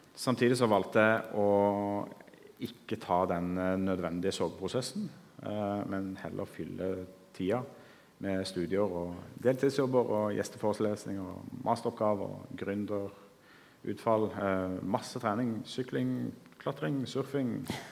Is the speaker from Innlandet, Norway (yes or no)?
no; Kristiansand, Agder, Norway; Jeg vokste opp her på Sønn